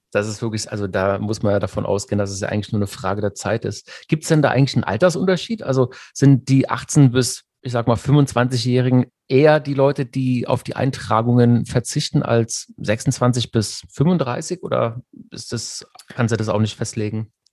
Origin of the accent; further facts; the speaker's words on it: Germany; bei uns in Deutschland